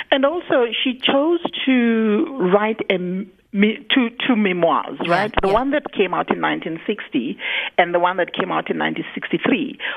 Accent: South Africa; first language Zulu; English is a second language; moved away as an adult; My mother tongue is is Zulu. Yes. I didn't have to speak English on a daily basis That's until it. I was 27 and I was out of the country.

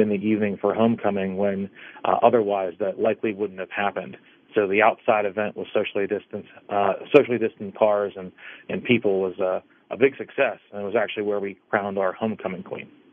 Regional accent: Dravosburg, Pennsylvania, United States; I, I grew up in Dravosburg

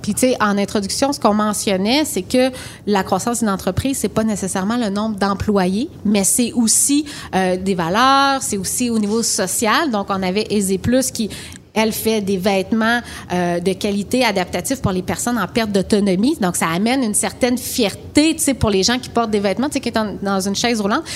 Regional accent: Rimouski, Quebec, Canada; je viens de Rimouski, tout le monde sait que je suis très chauvine, j'adore ma ville

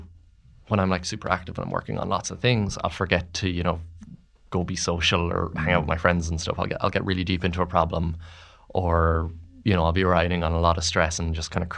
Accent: Mullingar, Westmeath, Ireland; I grew up in Mullingar

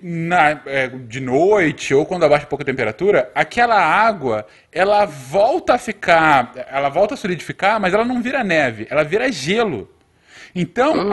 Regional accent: Brazil; moved away as an adult; now in Winnipeg, Canada; eu brasileiro

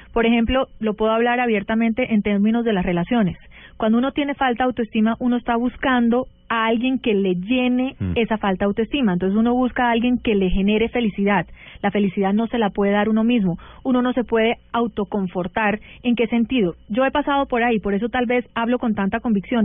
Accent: United States; yo crecí en Estados Unidos, pero mi mamá era barranquillera

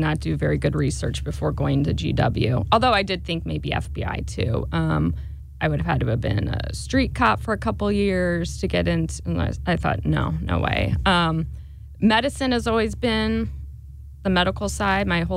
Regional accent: Ballwin, Missouri, United States; also born or lived in Washington, D.C.; I am from Baldwin, stayed here for college

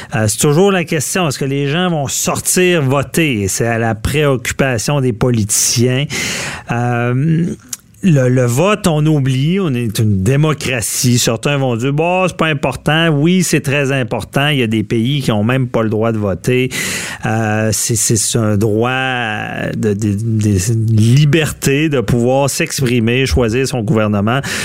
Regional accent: Quebec City, Quebec, Canada; je suis de Québec

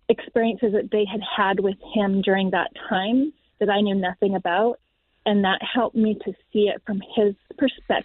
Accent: Canada; We are from Canada.

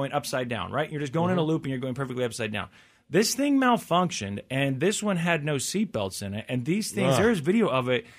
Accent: Missouri, United States; I'm from Missouri

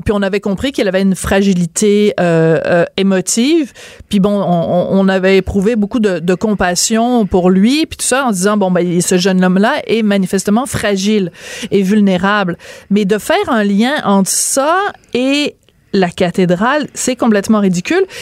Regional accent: Bordeaux, Nouvelle-Aquitaine, France; je suis né à Bordeaux et c'est là que j'ai été baptisée

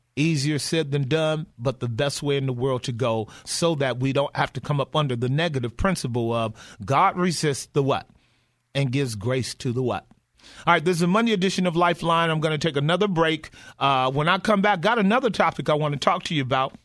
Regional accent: United States; as American Christians

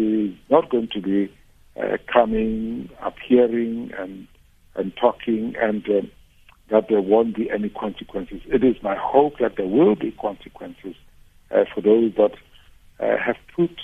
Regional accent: South Africa; moved away; I come originally from Makgoba, the beautiful parts of South Africa

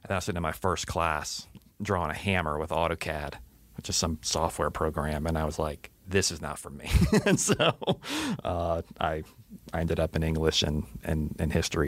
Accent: Atlanta, Georgia, United States; I grew up in Atlanta

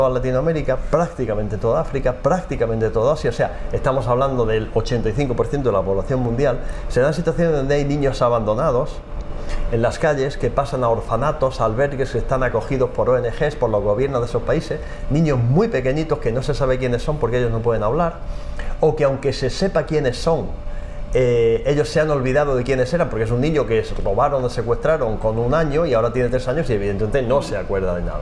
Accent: Almería, Andalusia, Spain; Sí, yo soy de, Almería, de Almería y punto de aparte, soy familia de por ahí. No, pero el apellido Lorente es valenciano, bueno, ya, pero habría que verlo, pero yo toda mi familia que conozco está en Almería

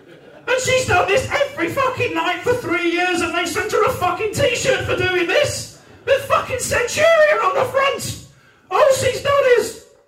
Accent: Newport, Wales, United Kingdom; I'm from Newport in South Wales, and I don't sound like I'm from Newport in South Wales, because, as I said, I'm a bit posh.

